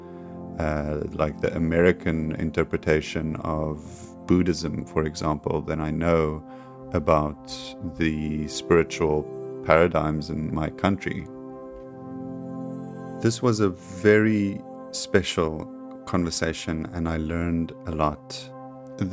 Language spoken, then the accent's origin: English; South Africa; I'm a South African creative generalist